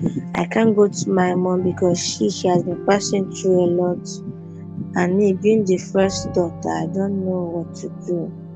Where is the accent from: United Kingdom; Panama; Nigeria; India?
Nigeria; Igbo, Igboland; we are from Igbo tribe.